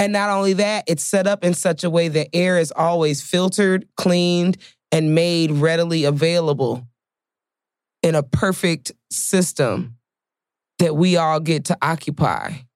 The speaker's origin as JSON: {"language": "English", "town": "Chicago", "region": "Illinois", "country": "United States", "said": "I'm from Chicago"}